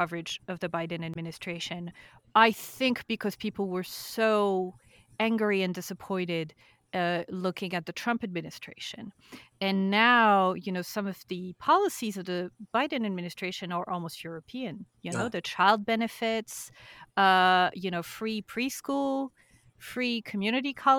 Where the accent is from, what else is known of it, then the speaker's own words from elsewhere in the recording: France; now in United Kingdom; I live in the UK. I'm from France, so Western